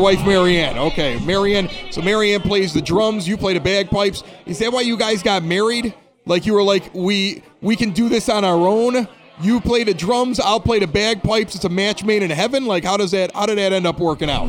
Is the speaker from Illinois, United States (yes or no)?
yes; Evergreen Park, Illinois, United States; I'm from Evergreen Park